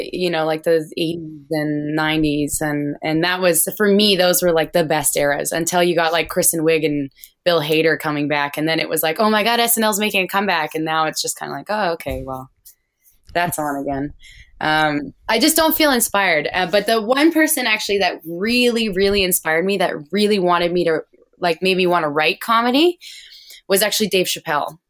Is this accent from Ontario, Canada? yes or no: no; Alberta, Canada; I grew up in the oil field because I'm from Alberta, which is kinda like the Texas of Canada.